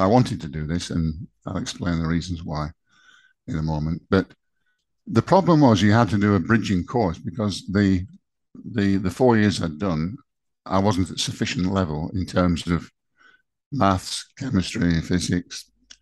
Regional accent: Chorley, North West England, United Kingdom; I'm from Chorley.

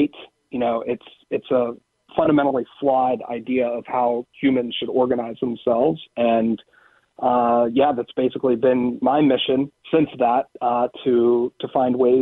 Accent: Western Pennsylvania, United States; I was a big sports guy growing up in Western Pennsylvania.

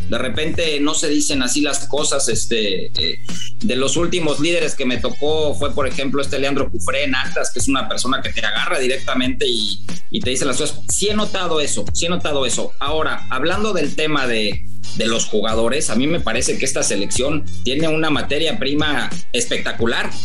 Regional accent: Mexico; nosotros como técnicos mexicanos

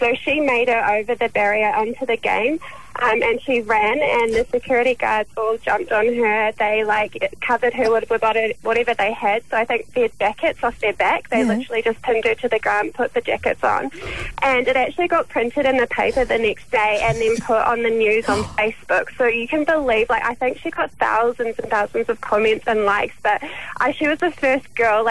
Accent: New Zealand; now in Australia; I'm from New Zealand originally.

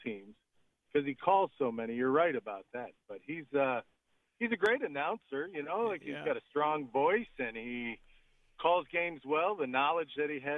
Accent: Chicago, Illinois, United States; I'm from Chicago

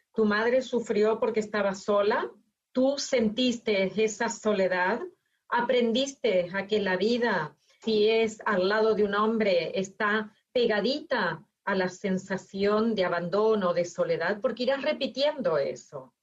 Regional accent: Argentina; moved away; yo que nací en Argentina, me encontré en Argentina con mi marido que es de Cataluña

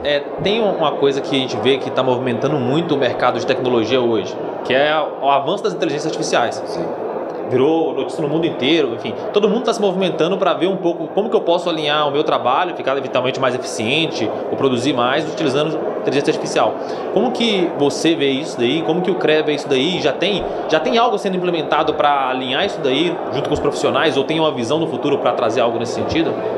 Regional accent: Minas Gerais, Brazil; sou de Minas Gerais

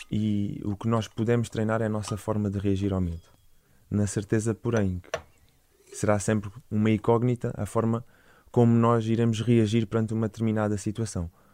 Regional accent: Portimão, Algarve, Portugal; moved away as an adult; sou, sou Algarvio, nascido e criado em, em Portimão

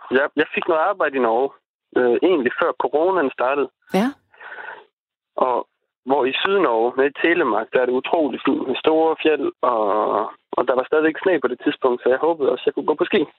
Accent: Tønder, Southern Denmark, Denmark; Jeg kommer fra Tønder.

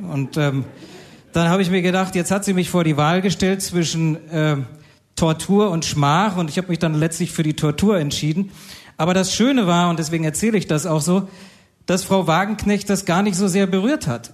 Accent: Bad Kreuznach, Rhineland-Palatinate, Germany; in meinem Heimatort Bad Kreuznach

